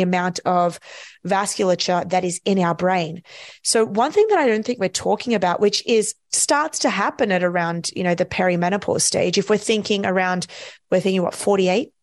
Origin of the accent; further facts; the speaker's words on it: Australia; I'm from Australia